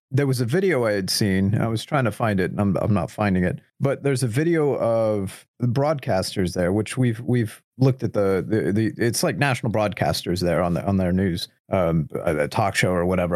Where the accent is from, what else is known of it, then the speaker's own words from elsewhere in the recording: United States; as an American